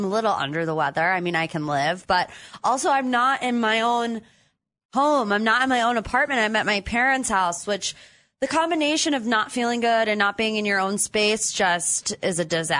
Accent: Willoughby, Ohio, United States; How's Willoughby this morning, my hometown?

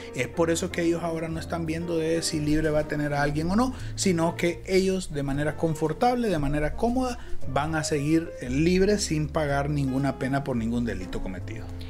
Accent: Honduras; nosotros los hondureños

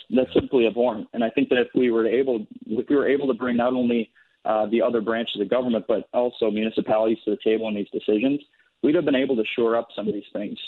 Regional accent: White Bear Lake, Minnesota, United States; I grew up here in White Lake. I'm a sixth generation here in the district.

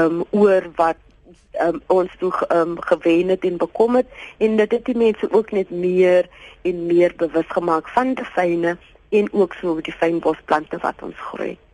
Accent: Abbotsdale, Western Cape, South Africa; Ek is eintlik van Abbotstyle, net so by die Kenmarmsbury, dis 'n klein sendingstorpie. Dis waar ek groot geword

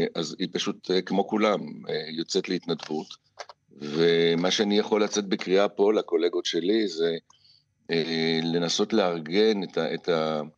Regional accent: Israel; נולדתי עשר שנים בדיוק ב- ב- בישראל

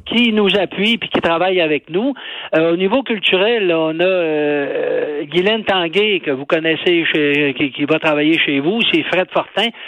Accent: Saint-Félicien, Quebec, Canada; chez nous à Saint-Félicien

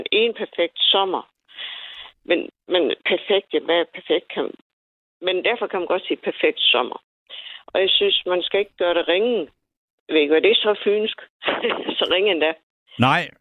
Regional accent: Nykøbing Falster, Zealand, Denmark; Jeg kan selv forstå det, selvom jeg kommer fra Nykøbing Falster.

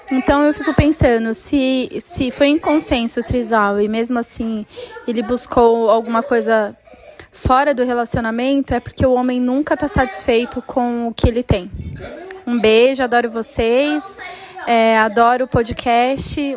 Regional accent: Pato Branco, Paraná, Brazil; tenho 29 anos e sou de Pato Branco, Paraná.

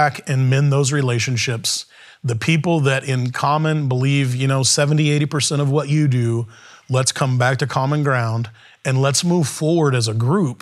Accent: United States

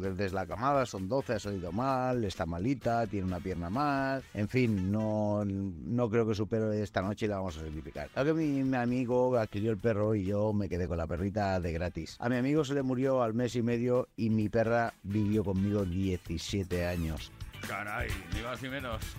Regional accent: Madrid, Community of Madrid, Spain; Hola, buenas tardes. … de Madrid.

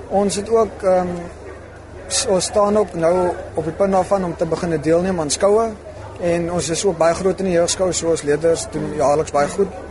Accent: Cape Province, South Africa; En ek kom uit die Kaap uit so ek is uit en uit Aksburg toe vir landbou

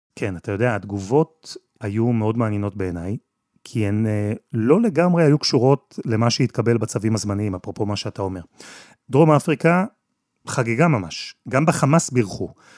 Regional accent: Israel

